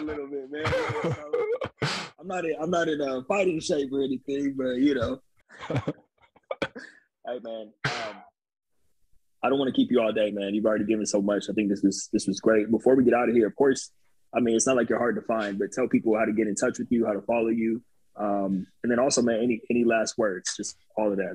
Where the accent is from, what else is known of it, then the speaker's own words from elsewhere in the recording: Upland, California, United States; I grew up in the city, Upland, that no one's ever heard of either